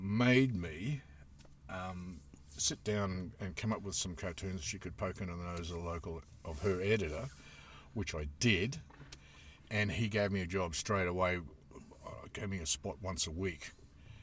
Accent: Queensland, Australia; I grew up in Queensland

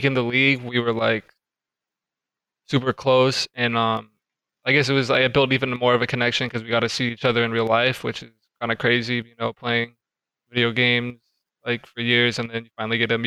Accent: United States; moved away as an adult; now in Orlando, United States; I'm from Washington

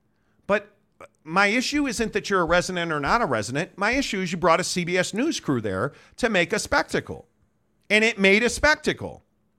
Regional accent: Chicago, Illinois, United States; I grew up in Chicago. I've been to probably half a dozen Oprah Winfrey shows

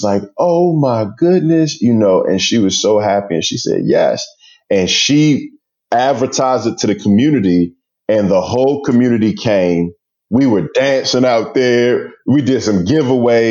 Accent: Prince George's County, Maryland, United States; growing up in Prince George's County, it's predominantly Black

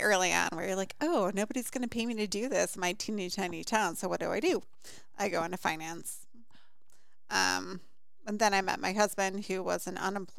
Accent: Illinois, United States; Middle of a cornfield, Illinois.

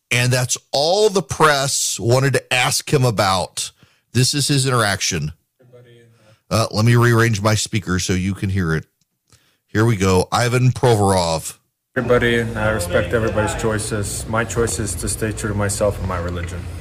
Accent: Dubai, United Arab Emirates; I grew up in the Middle East. I can assure you uh, in Dubai growing up, uh, you were expected to be on time

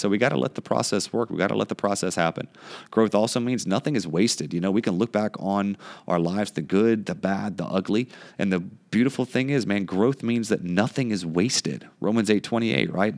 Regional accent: United States; growing up in the United States

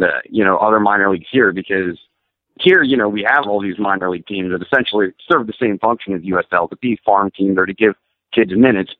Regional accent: Central Pennsylvania, United States; also born or lived in Philadelphia, Pennsylvania; now in South Carolina, United States; I was born in Philadelphia, but I spent the majority of my life growing up in Central Pennsylvania.

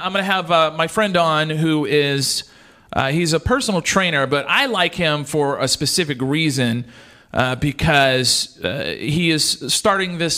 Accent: South Louisiana, United States; When I grew up in my hometown, I was telling you I'm from South Louisiana

